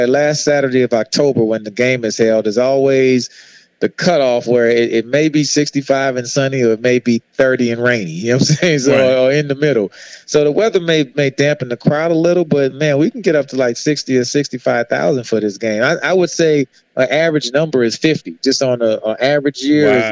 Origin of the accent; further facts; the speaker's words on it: New Orleans, Louisiana, United States; I grew up on the Bayou Classic growing up in New Orleans